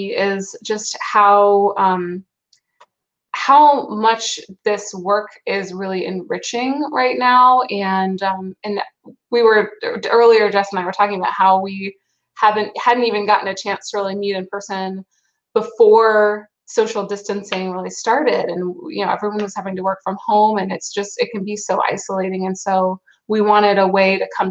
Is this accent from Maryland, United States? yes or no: no; Durham, North Carolina, United States; I'm originally from Durham